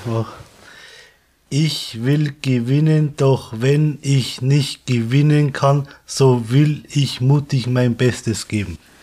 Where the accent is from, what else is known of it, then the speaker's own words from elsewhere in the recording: Pettenreuth, Bavaria, Germany; komme aus Pettenreuth. Das liegt in Regensburg, Raum Regensburg